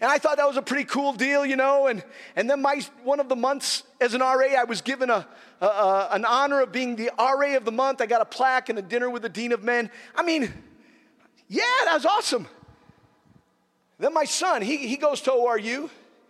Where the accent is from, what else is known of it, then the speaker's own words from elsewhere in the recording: Nigeria; when I was growing up in Nigeria, I was just a child